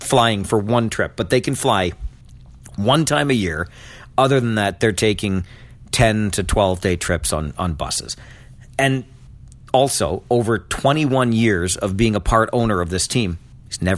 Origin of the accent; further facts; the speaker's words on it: Kitchener, Ontario, Canada; I'm from Kitchener